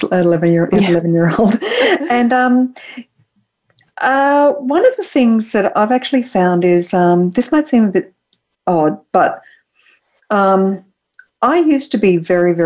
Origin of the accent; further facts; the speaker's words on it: Australia; moved away as an adult; now in San Francisco, United States; as an Australian, I live in San Francisco and I've been here for about 8 years